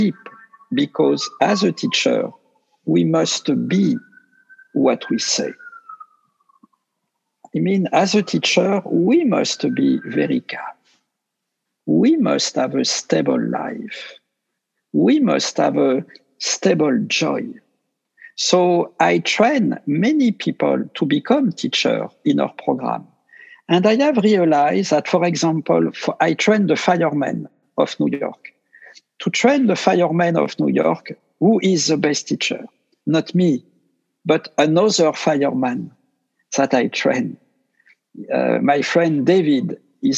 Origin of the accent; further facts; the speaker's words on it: France; accent: French; English is a second language; I speak with my French accent